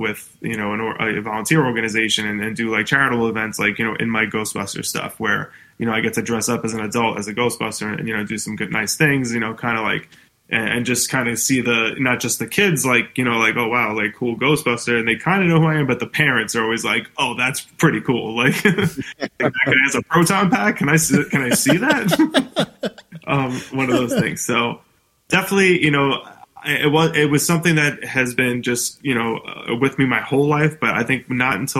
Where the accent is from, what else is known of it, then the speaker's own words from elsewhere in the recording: New York City, New York, United States; being from New York City, you know, growing up in Staten Island